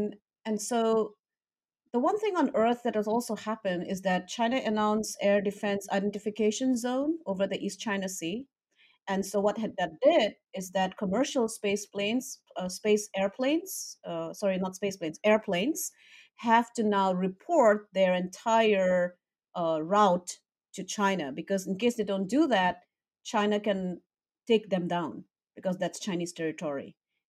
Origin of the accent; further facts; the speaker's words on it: Northeast India, India; I come from Northeast India, which is very close to Tibet